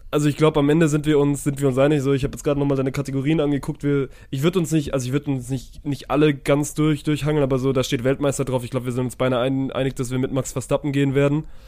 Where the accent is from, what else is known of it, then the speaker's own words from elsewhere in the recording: Germany; als Deutscher